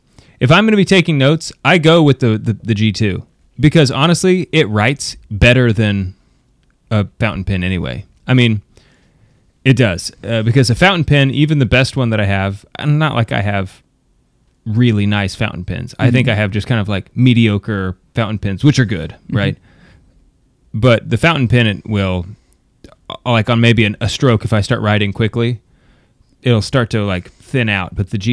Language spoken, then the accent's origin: English; United States; I'm American